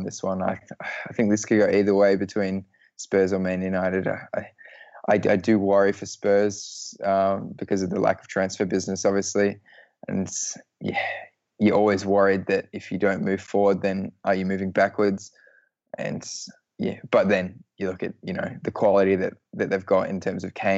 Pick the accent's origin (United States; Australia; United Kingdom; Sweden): Australia; an Australian